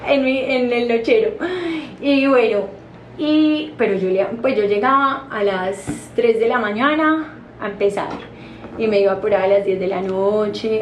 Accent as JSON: {"language": "Spanish", "town": "Medellín", "region": "Antioquia", "country": "Colombia", "also_born_or_lived": "New York, United States", "said": "amo Colombia, amo Medellín, soy más paisa que la arepa"}